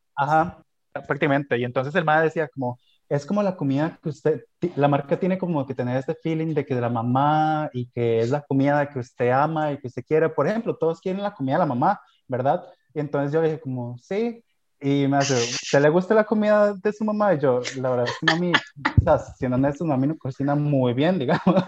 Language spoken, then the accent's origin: Spanish; Costa Rica; como costarricenses que tenemos